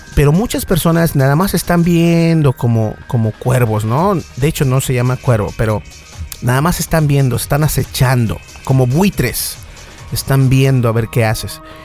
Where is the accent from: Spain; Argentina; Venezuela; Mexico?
Mexico; accent: Mexican; tengo un acento mexicano